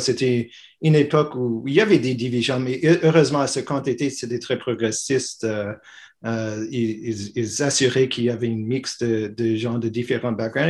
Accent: Montreal, Quebec, Canada; je suis fièrement québécois, je suis montréalais, je suis canadien

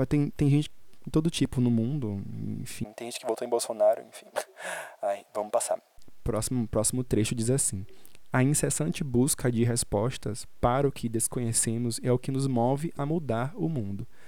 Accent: Salvador, Bahia, Brazil; moved away as an adult; now in São Paulo, Brazil; eu sou de Salvador

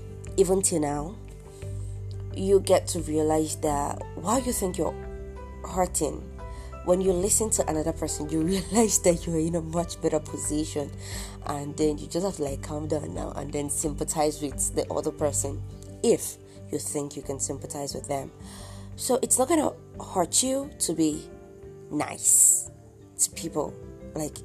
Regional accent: Nigeria; I'm Nigerian, 100% Yoruba for that matter, I'm Nigerian, 100%, and I've been here all my life.

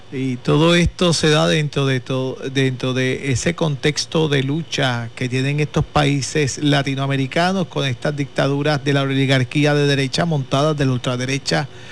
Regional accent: Puerto Rico

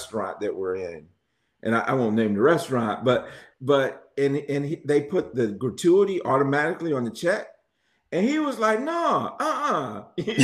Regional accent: Michigan, United States; I'm from Michigan

